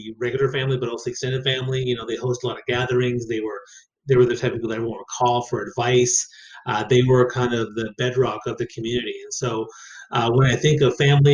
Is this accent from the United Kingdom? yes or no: no; Saint John, New Brunswick, Canada; I grew up in New Brunswick on the East Coast